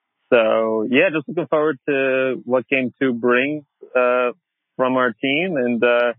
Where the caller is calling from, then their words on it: Hanoi, Vietnam; I'm calling from Hanoi in Vietnam.